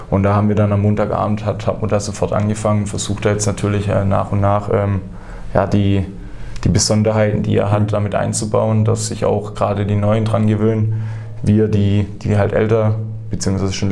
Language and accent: German; Heilbronn, Baden-Württemberg, Germany; Also ich komme äh, direkt aus Holkheim, bin, bin in Heilbronn geboren, das werden wahrscheinlich ein paar Leute